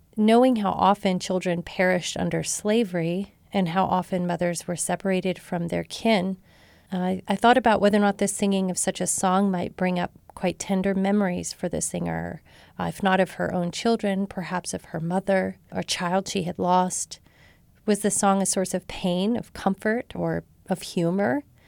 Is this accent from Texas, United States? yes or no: yes; Marshall, Texas, United States; born or raised there